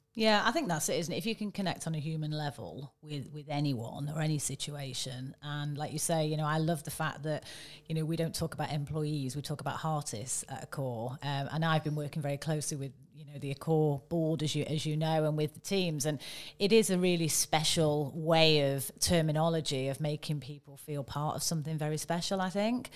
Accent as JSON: {"language": "English", "country": "United Kingdom", "said": "I'm a Brit"}